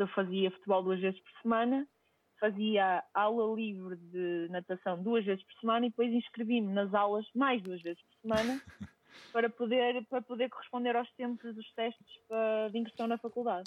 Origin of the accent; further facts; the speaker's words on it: Vila Nova de Gaia, Norte, Portugal; moved away; sou natural de Gaia